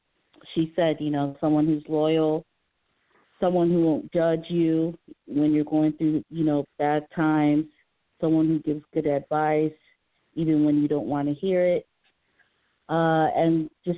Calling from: Maryland, United States; I'm calling from Maryland

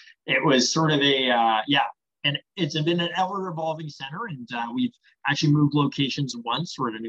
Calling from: Hamilton, Ontario, Canada; I'm calling in from Hamilton.

